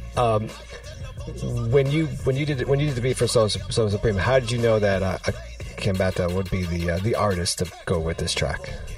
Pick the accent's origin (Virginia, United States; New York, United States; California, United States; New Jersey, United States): New York, United States; New York City; I'm from I'm from New York City